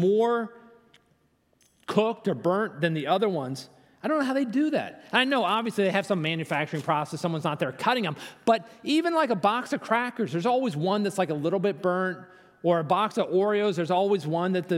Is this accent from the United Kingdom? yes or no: no; Virginia, United States; I'm from Virginia. I'm here with my daughter.